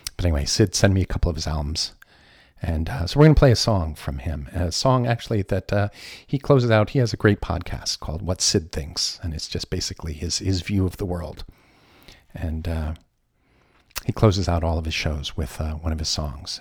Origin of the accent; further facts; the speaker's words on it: Croton-on-Hudson, New York, United States; also Croton Boy.